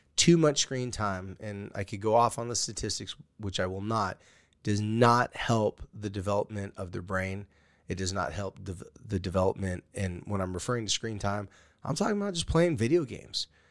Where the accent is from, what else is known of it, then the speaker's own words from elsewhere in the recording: California, United States; I'm a surfer from California